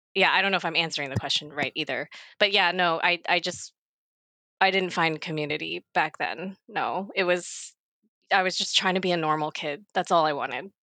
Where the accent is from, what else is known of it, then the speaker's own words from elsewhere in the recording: Maryland, United States; moved away as an adult; also born or lived in Baltimore area / Los Angeles; now in South Korea; I was born in 1987 in Korea, like a lot of us, and I got adopted to Maryland on the East Coast I lived there for 25 years